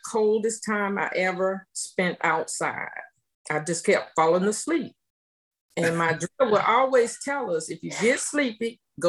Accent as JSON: {"language": "English", "town": "Lancaster", "region": "South Carolina", "country": "United States", "tie": "born or raised there", "said": "I'm from a town called Lancaster, South Carolina. In between Columbia, South Carolina, and Charlotte, North Carolina."}